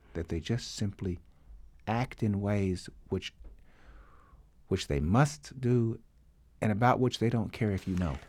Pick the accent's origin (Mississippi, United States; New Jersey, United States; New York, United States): Mississippi, United States; Jackson; moved away; I grew up in the South in Mississippi